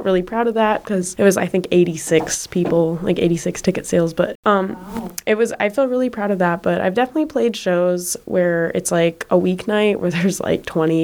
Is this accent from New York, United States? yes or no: no; Des Moines, Iowa, United States; moved away as an adult; also born or lived in Twin Cities, Minnesota; I really appreciate Des Moines / Iowa now more than I have when I was growing up